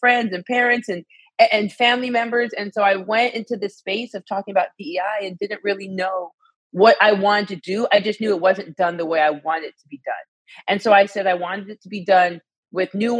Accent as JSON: {"language": "English", "region": "Arizona", "country": "United States", "also_born_or_lived": "Alabama / Illinois", "moved": "as an adult", "said": "I'm from Arizona, so moved to Alabama for college"}